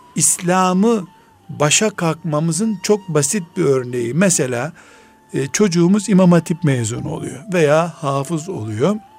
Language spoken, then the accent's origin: Turkish; Black Sea Region, Turkey; ben Karadenizliyim.